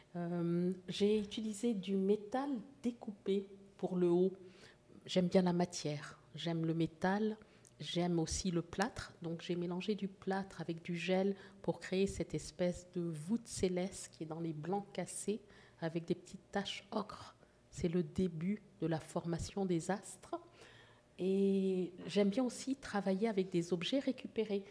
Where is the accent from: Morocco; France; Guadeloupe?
Morocco; Casablanca, Casablanca-Settat; also born or lived in Port-au-Prince, Haiti; now in Canada; je, suis née à Port-au-Prince, comme vous l'avez dit, mais j'ai grandi en Afrique du Nord et euh, à Casablanca, au Maroc